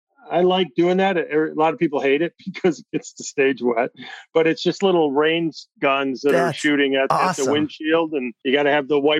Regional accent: Midwest, United States; we're both from the Midwest

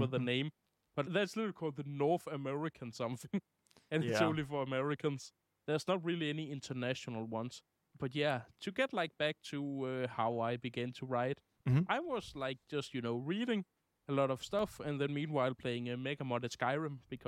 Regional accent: Denmark; I'm from Denmark

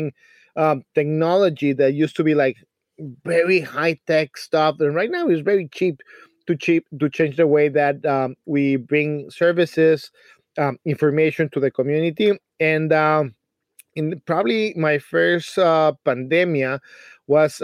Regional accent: Mexico City, Mexico; moved away as an adult; I come from a small city. It's called Mexico City

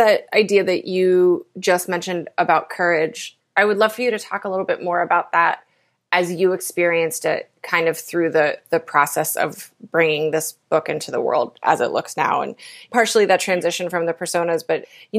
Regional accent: Appalachia, United States

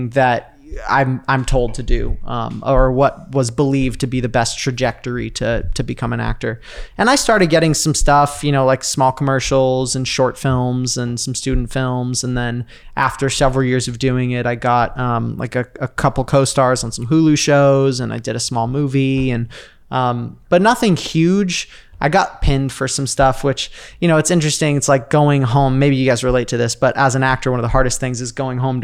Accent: Sedona, Arizona, United States; now in Los Angeles, United States; I was living in Sedona, Arizona. That's where I grew up.

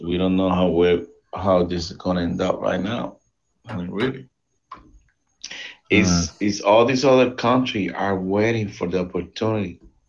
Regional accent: Puerto Rico; now in Florida, United States; I live in the state, even though I was born in Puerto Rico.

